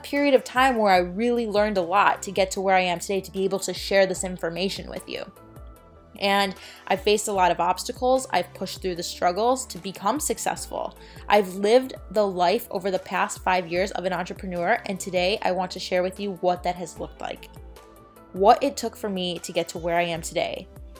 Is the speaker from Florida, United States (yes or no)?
yes; Florida, United States; I used to play store with my great grandma growing up in Florida and sell the groceries and everything.